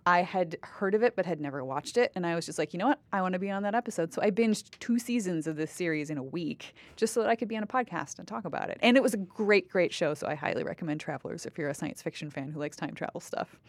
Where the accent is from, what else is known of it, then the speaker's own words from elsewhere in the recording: Wisconsin, United States; moved away as an adult; now in Canada; I grew up with Wisconsin being in the top ten of, like, the schools, school systems in the United States